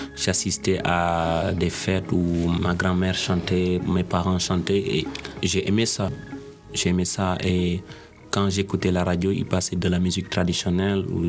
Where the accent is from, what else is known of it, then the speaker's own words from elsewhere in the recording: Senegal; moved away; je suis sorti du Sénégal